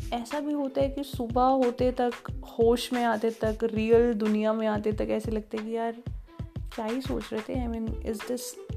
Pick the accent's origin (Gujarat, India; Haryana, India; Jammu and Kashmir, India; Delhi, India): Haryana, India; Bhiwani; भिवानी मेरा home town है